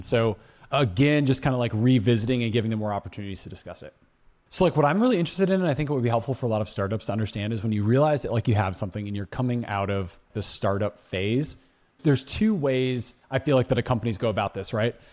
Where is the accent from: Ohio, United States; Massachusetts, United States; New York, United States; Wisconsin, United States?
Wisconsin, United States; Madison; now in Phoenix, United States; I'm from Madison, Wisconsin.